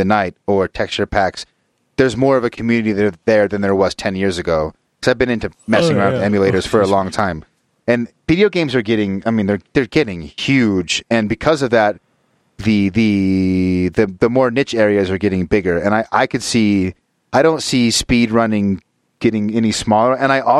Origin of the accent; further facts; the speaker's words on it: Utah, United States; But I think partially I grew up in Utah and Utah County, which especially in the 80s and 90s was literally like 98% Mormon.